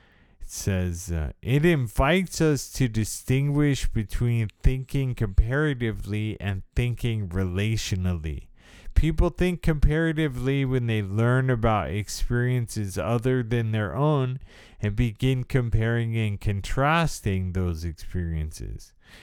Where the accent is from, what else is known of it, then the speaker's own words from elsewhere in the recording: United States; So I have definitely a certain amount of privilege that goes along with the experience of being disabled by multiple sclerosis.